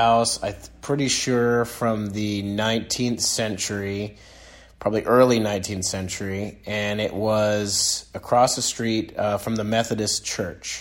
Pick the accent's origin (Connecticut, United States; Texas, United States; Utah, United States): Connecticut, United States; East Haddam; also born or lived in Norwich, Connecticut; I grew up in East Haddam /Mudus, Connecticut